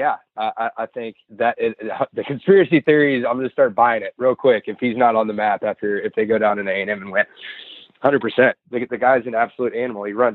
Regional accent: South Texas, United States; growing up in South Texas.

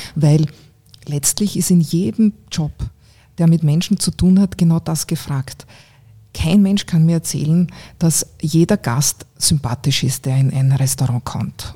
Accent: Eastern Styria, Austria; moved away as an adult; also born or lived in Graz; now in Vienna, Austria; Ich bin mhm. zwar aufgewachsen eben in einem kleinen Ort in der Oststeiermark

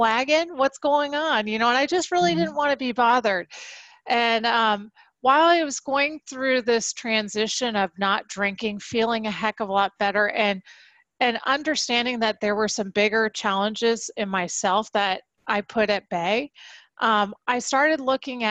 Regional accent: San Diego, California, United States; I grew up in Southern California in San Diego

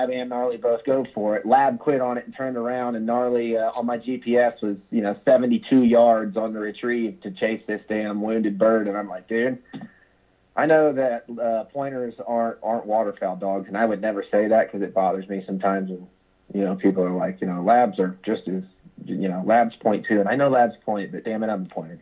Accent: Kansas, United States; I was born and raised in Kansas

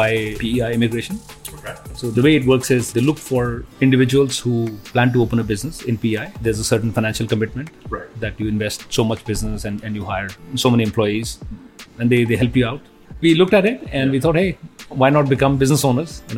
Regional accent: New Delhi, Delhi, India; moved away as an adult; also born or lived in United States / New Zealand; now in Prince Edward Island, Canada; I'm originally from India. I was born and raised in New Delhi

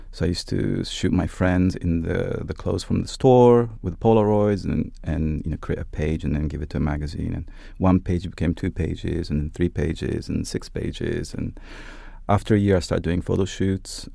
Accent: Italy; moved away as an adult; also born or lived in Japan / London; I was born in Japan and brought up both in Italy and Japan, and I did high school in Italy

